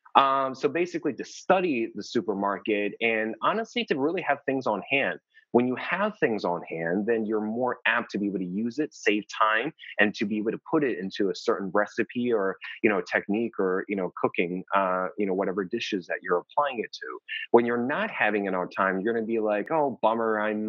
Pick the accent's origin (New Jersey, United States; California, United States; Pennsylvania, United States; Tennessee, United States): New Jersey, United States; I'm from New Jersey originally, so we can have really cold, uh, cold winters.